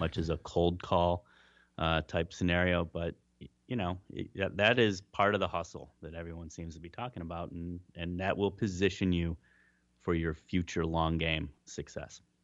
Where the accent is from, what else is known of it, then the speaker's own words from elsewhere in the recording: Cleveland, Ohio, United States; moved away; also born or lived in Melbourne, Australia; my hometown of Cleveland